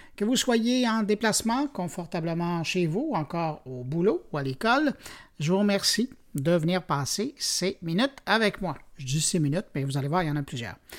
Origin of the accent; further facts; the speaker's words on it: Montreal, Quebec, Canada; chez nous, à Montréal